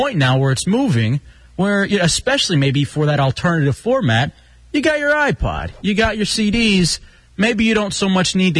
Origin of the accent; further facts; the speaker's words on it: Dallas, Texas, United States; I grew up in Dallas, you know, and I grew up in the hood and then eventually in the suburbs.